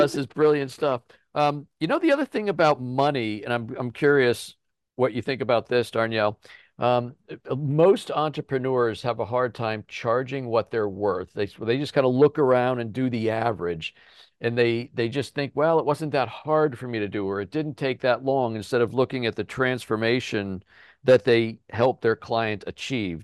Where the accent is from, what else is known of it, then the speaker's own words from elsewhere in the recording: Chester County, Pennsylvania, United States; we're from Chester County